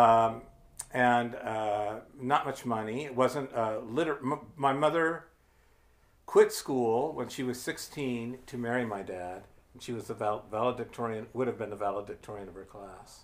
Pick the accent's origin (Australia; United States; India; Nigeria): United States; Ohio; moved away as an adult; now in New Hampshire, United States; I'm from Ohio